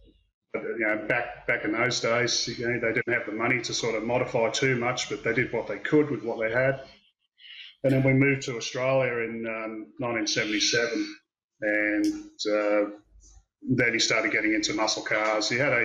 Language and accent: English; Wales, United Kingdom; And, we grew up over in Wales in the UK, and he would, he'd always be working on his car and repairing it himself.